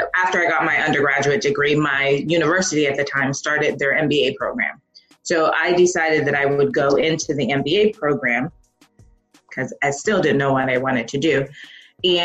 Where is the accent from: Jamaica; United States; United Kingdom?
Jamaica; I'm Jamaican and I come from a family of very educated people